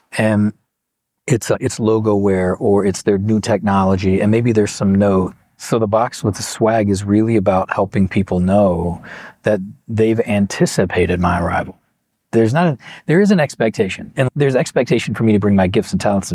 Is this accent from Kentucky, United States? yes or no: yes; Kentucky, United States; I'm from Kentucky.